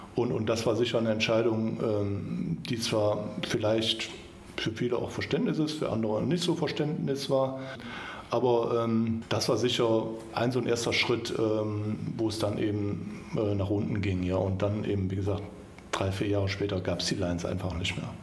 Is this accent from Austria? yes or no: no; Kempen, North Rhine-Westphalia, Germany; also born or lived in Mönchengladbach / Düsseldorf; in Kempen, wo ich aufgewachsen bin.